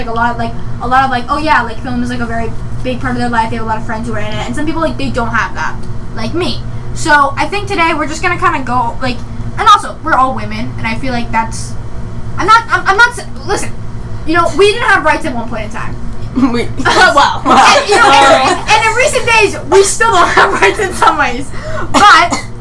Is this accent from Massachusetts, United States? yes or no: yes; Massachusetts, United States; I am 17, from Massachusetts.